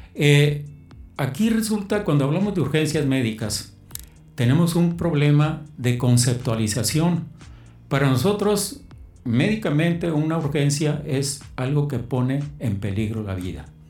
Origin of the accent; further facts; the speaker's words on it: Mexicali, Baja California, Mexico; also born or lived in Sinaloa; yo no soy de Mexicali, soy de Sinaloa. Okay. Llegué aquí, me trajeron mis padres a los ocho años, de tal manera que pues, aquí hice toda mi vida.